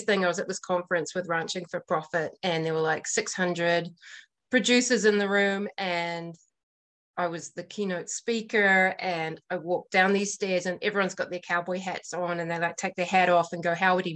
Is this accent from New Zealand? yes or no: yes; New Zealand; now in Montana, United States; I'm the Kiwi in Montana.